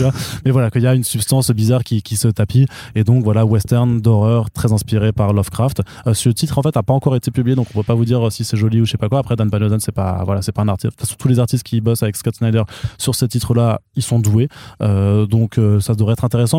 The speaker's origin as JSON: {"language": "French", "area": "Alsace", "region": "Grand Est", "country": "France", "also_born_or_lived": "Colmar", "said": "Je suis pas allemand, je suis alsacien"}